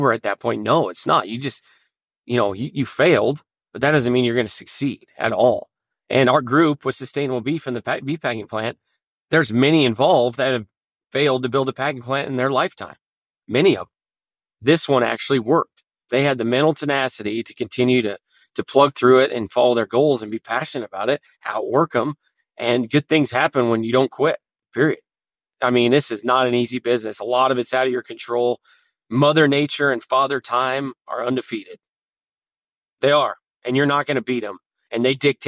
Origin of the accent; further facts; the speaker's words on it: North Platte, Nebraska, United States; we went to the city of North Platte, my hometown